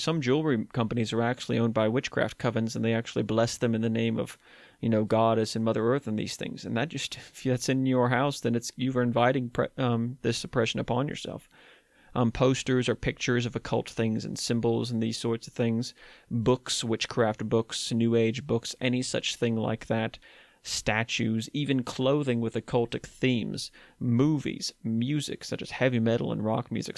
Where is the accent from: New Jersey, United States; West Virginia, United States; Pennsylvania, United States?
West Virginia, United States; my home state in West Virginia